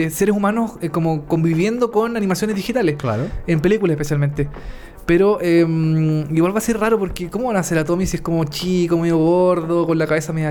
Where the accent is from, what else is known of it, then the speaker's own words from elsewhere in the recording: United States; Spanish is a second language; porque soy, yo soy gringo, Dani.